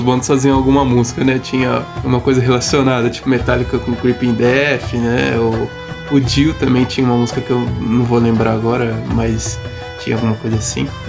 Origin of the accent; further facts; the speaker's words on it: Osasco, São Paulo, Brazil; nós somos da cidade de Osasco, né, de São Paulo